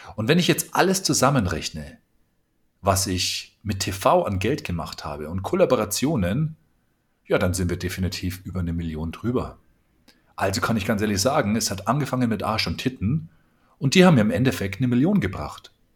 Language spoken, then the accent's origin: German; Bavaria, Germany; Ich komme aus Bayern